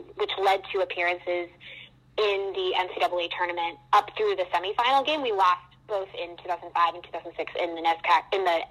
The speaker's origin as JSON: {"language": "English", "town": "Wolfeboro", "region": "New Hampshire", "country": "United States", "tie": "born or raised there", "moved": "as an adult", "lives_now": "New York City, United States", "said": "I grew up in a really small town in New Hampshire called Wolfsboro, New Hampshire."}